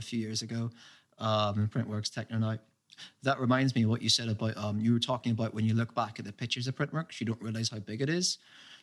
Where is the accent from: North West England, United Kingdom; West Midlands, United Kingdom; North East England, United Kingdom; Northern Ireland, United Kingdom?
Northern Ireland, United Kingdom; Derry; moved away as an adult; now in London, United Kingdom; When I was growing up in Derry